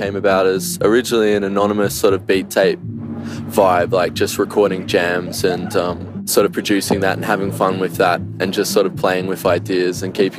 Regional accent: Vanuatu; Well, I grew up in Vanuatu in the islands in the South Pacific, and I think it's a community-based living, it's more community-based and community-focused

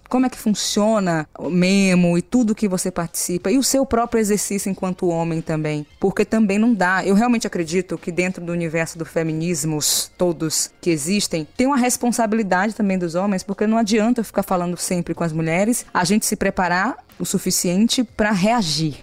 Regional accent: Salvador, Bahia, Brazil; Eu vim da periferia de Salvador.

